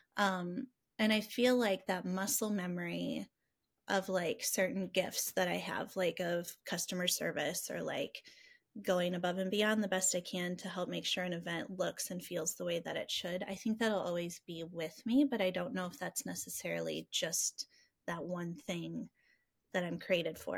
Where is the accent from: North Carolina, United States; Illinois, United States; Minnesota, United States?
Illinois, United States; Rockford; I'm from Rockford. I love our community